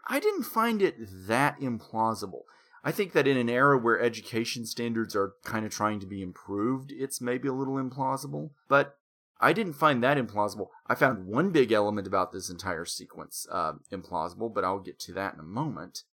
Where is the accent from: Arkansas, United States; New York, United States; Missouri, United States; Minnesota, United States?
Arkansas, United States; Conway; Conway is at this point a main city.